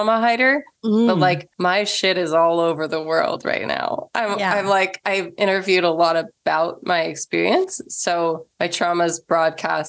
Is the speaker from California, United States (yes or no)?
no; Missouri, United States; also born or lived in Illinois; I grew up in Missouri and Illinois, just across the river from Illinois.